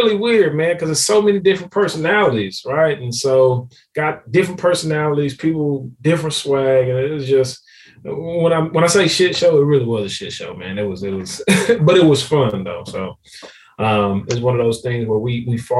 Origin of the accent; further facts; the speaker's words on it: Houston, Texas, United States; now in Dallas, United States; Houston, which is actually my hometown